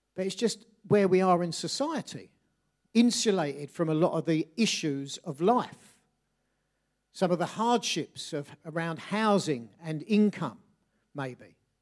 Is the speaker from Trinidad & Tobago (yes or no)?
no; Bexley, London, United Kingdom; I grew up in Bexley, South, sort of, just southeast London, northwest Kent.